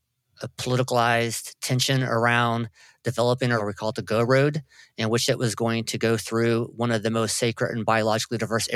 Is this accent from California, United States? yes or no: yes; Trinidad, California, United States; growing up in Trinidad. It's a small fishing town located north of Eureka and Arcata.